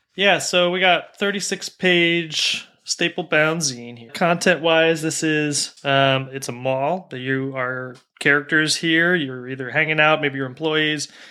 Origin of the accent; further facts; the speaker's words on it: United States; an American who grew up in the, you know, mostly in the nineties